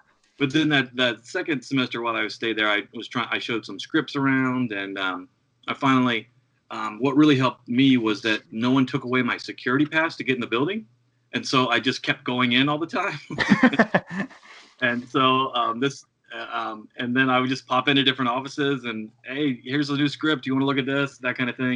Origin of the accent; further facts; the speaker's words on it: Ohio, United States; moved away as an adult; also born or lived in New York City; I grew up in Ohio